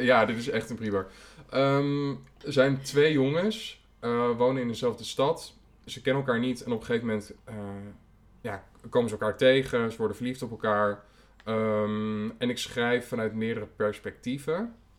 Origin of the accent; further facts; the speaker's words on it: Almelo, Overijssel, Netherlands; now in Amsterdam, Netherlands; ik groeide op in Almelo